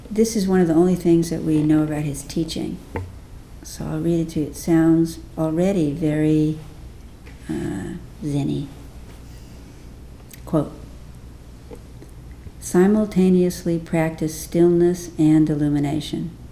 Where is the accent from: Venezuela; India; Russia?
India; we go, we're from India, we do linear thinking, right?